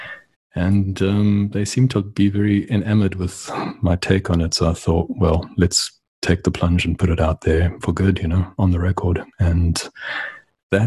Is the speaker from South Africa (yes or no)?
yes; Port Elizabeth, Eastern Cape, South Africa; moved away as an adult; also born or lived in Johannesburg; now in United States; I was born in Port Elizabeth and ultimately ended up in Johannesburg